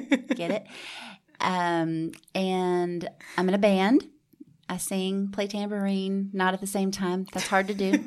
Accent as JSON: {"language": "English", "town": "Houston", "region": "Texas", "country": "United States", "tie": "born or raised there", "also_born_or_lived": "Georgia / New York / New Braunfels, Texas", "said": "raised in Houston"}